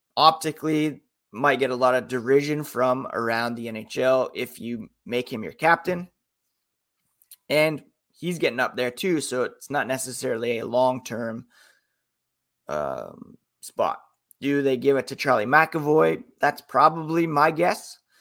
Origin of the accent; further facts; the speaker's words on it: Canada; as a Canadian